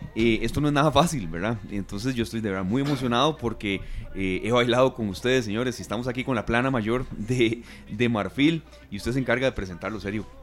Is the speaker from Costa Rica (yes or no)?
yes; Costa Rica